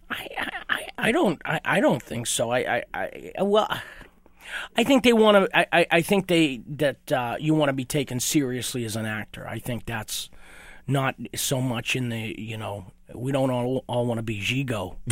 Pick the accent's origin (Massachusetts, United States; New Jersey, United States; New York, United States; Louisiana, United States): Massachusetts, United States; Malden; moved away; born and raised right outside of Boston, Massachusetts, Malden, Massachusetts